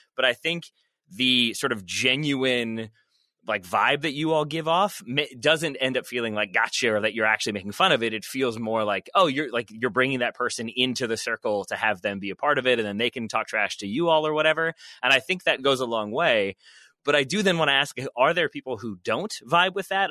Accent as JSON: {"language": "English", "town": "Richmond", "region": "Virginia", "country": "United States", "tie": "born or raised there", "said": "I am from Richmond, Virginia, moved away, moved back"}